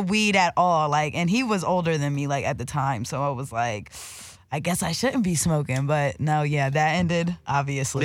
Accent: Delaware, United States; moved away as an adult; now in Los Angeles, United States; I'm actually from Delaware. That's on the East Coast

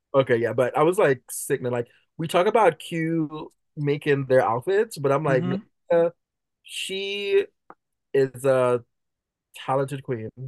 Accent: Jamaica; I'm Jamaican.

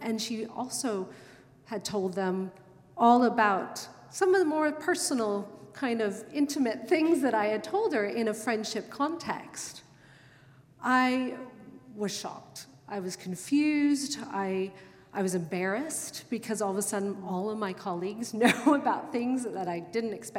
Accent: United States; moved away as an adult; now in London, United Kingdom; I'm American, and I hadn't learned British reservedness yet

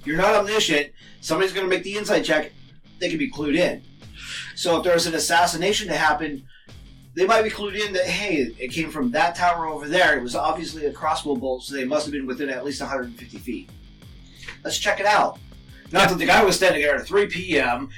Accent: United States; I'm American

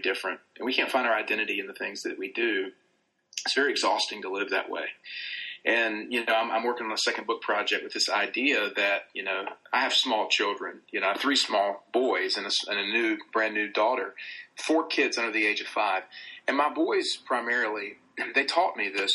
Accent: the South, Southern United States, United States; accent: Southern; my like Southern accent

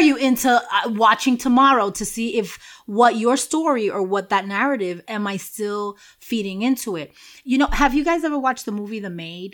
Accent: New York City, New York, United States; moved away; where I grew up in Washington Heights

